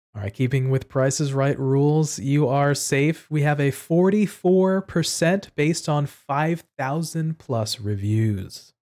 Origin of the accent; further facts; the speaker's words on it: New York City, New York, United States; I was born and raised in New York City